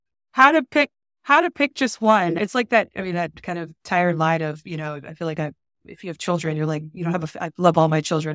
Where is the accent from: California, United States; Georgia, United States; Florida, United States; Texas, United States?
Texas, United States; San Antonio; I'm from San Antonio, Texas.